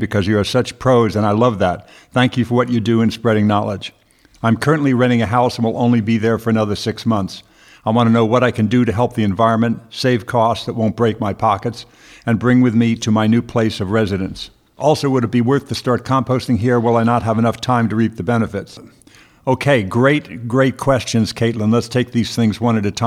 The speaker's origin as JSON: {"language": "English", "town": "Merrick", "region": "New York", "country": "United States", "tie": "born or raised there", "accent": "New York", "moved": "yes", "lives_now": "California, United States", "said": "I grew up in Merrick, Long Island. I went to grade school in Merrick."}